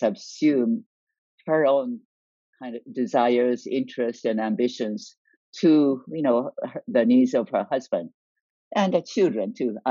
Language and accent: English; Niigata, Japan; moved away as an adult; now in United States; I grew up in Japan